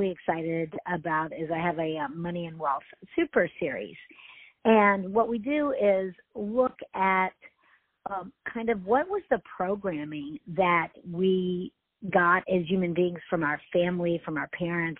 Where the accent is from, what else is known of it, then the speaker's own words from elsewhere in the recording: Houston, Texas, United States; I grew up in Houston